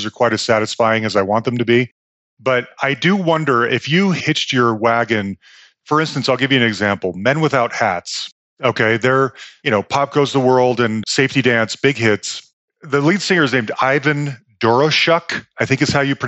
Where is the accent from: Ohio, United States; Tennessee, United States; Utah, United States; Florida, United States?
Utah, United States; Salt Lake City; moved away; also born or lived in Bay Area, California; I grew up Mormon in Salt Lake City, Utah